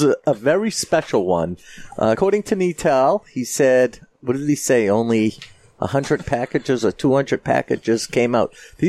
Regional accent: Methuen, Massachusetts, United States; And we grew up in Methuen.

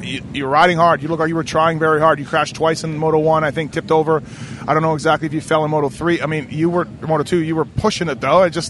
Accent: Canada; I'm Canadian

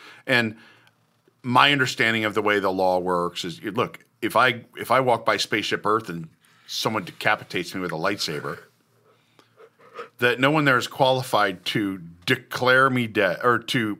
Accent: Kansas City, United States; I'm from Kansas City, so I'm an authority on barbecue or whatever.

